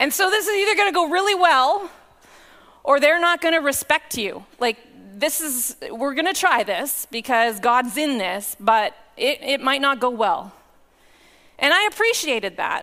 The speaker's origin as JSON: {"language": "English", "town": "Powell River", "region": "British Columbia", "country": "Canada", "tie": "born or raised there", "also_born_or_lived": "Lower Mainland, British Columbia", "moved": "as an adult", "said": "I grew up in Powell River, and I came to faith in the Four Square Church in Powell River"}